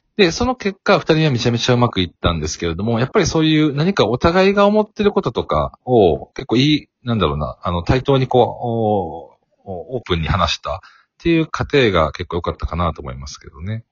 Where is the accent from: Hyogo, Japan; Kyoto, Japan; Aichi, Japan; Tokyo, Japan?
Hyogo, Japan; Kobe; 私、神戸出身なんですけど